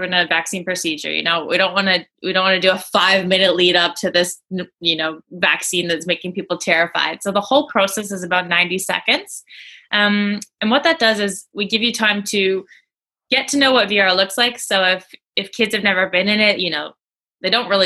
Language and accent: English; Vancouver, British Columbia, Canada; I'm from Vancouver, but I'm presently sitting in the UK right now.